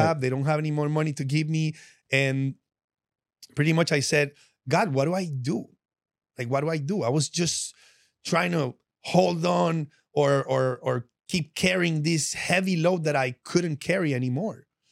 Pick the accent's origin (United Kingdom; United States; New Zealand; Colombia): Colombia; Medellín, Antioquia; moved away; I'm from Medellin, and I'm from all that drug-infested stuff that you see on T V